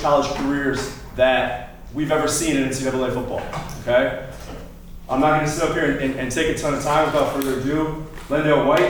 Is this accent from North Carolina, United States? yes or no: no; Colorado, United States; I'm a kid from Colorado